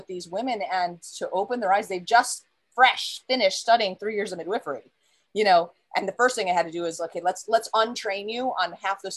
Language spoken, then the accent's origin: English; United States; first language English; moved away; also born or lived in Saudi Arabia; I'm from America, but I lived in Saudi